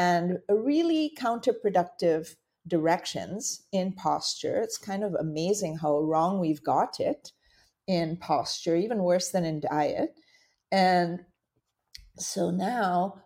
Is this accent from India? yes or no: yes; India; moved away; when I was a child, I grew up in India. And my father being Indian, my mother being Dutch